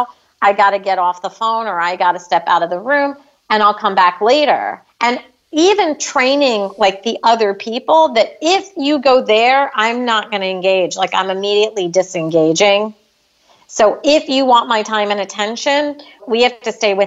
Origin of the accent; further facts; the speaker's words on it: United States; we as American citizens